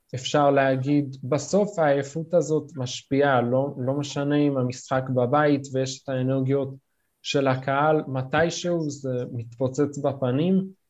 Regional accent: New York, United States; now in Israel; נולדתי בארצות הברית, בניו יורק, עלינו לארץ כמובן

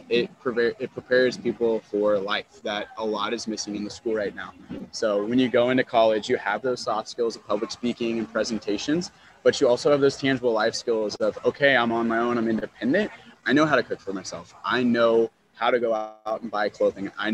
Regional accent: Topeka, Kansas, United States; now in Johnson County, United States; I am from Topeka, so I was part of Shawnee County 4-H.

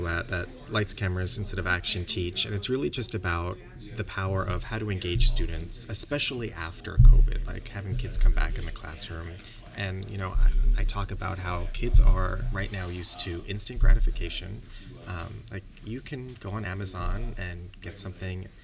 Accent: New York, United States; moved away as an adult; now in Sherman Oaks, United States; I'm from New York, so yeah. Uh, but I've been in California for almost a decade

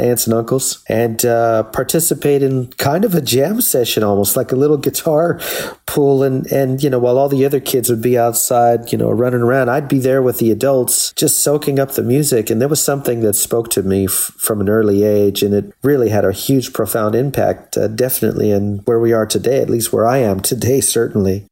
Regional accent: La Puente, California, United States; also born or lived in Los Angeles; I was born in Los Angeles, but I really grew up in a city just east of Los Angeles, about 30 minutes, called La Puente

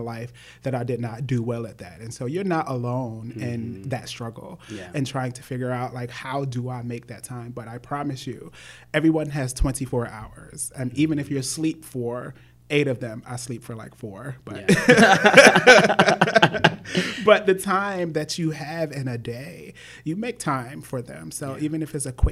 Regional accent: Norfolk, Virginia, United States; I was born in Norfolk, Virginia.

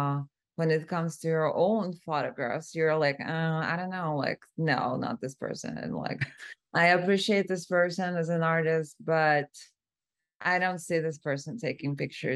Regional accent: Moscow, Russia; moved away as an adult; also born or lived in San Francisco; now in Los Angeles, United States; I'm originally from Moscow, Russia, and I moved to the U.S. 6.5 years ago.

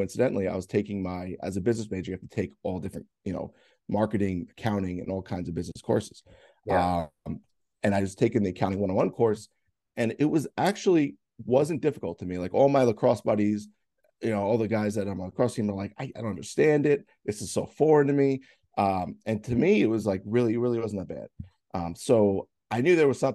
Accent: Bayville, New York, United States; I grew up around here. I grew up in Bayville, which is, you know, like maybe like 10 minutes away.

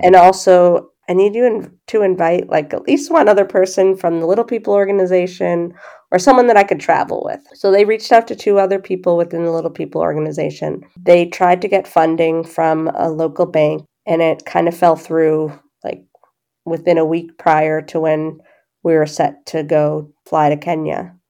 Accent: Boston, Massachusetts, United States; I grew up in the Boston area

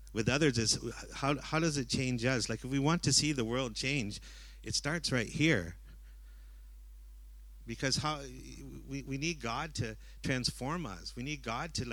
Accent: Vancouver, British Columbia, Canada; now in Cambodia; I'm from Vancouver, Canada

